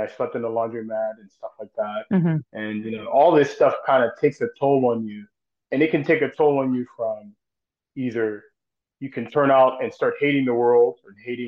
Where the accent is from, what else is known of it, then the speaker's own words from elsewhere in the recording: Pittsburgh, Pennsylvania, United States; I grew up here in Pittsburgh